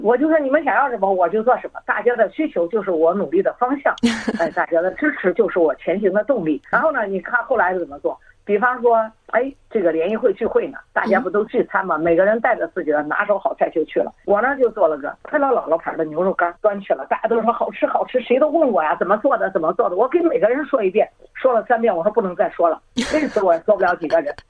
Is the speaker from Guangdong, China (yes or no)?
no; Henan, China; moved away as an adult; now in Australia; 我来自，呃，中国河南嗯。我是退休了四次以后，跟随着女儿的足迹，二零一五年来到了澳洲，到现在已经将近七年了